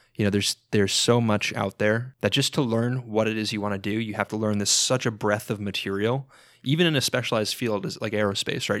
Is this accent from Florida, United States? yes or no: yes; South Florida, United States; moved away as an adult; also born or lived in New York / Missouri; I grew up for most of my life in South Florida, kinda just north of, northwest of Fort Lauderdale area